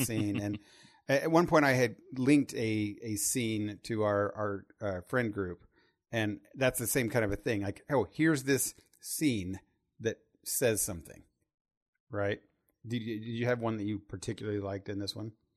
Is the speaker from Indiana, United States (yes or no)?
yes; Terre Haute, Indiana, United States; I'm from Terre Haute, Indiana